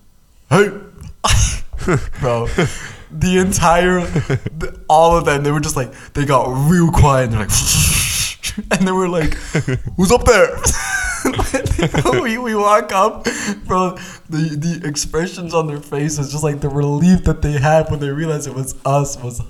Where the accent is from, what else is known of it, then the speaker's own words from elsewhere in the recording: East Coast, United States; me growing up in America, you know, on the East Coast